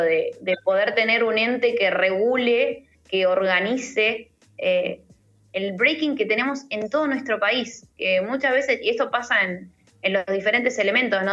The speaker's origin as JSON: {"language": "Spanish", "country": "Argentina", "said": "nosotros estemos eh, sólidos como, como argentinos"}